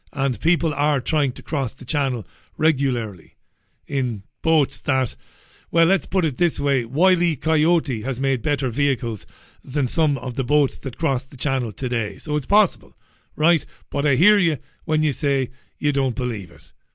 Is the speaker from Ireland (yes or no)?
yes; Ireland; moved away as an adult; now in United Kingdom; I'm an Irish man living in U, the U K. I'm an economic migrant